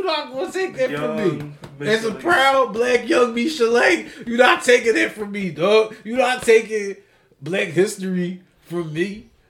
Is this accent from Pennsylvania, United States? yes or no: yes; Ardmore, Pennsylvania, United States; then yes, I am from Ardmore, Bang Bang, Suburban Square Gang.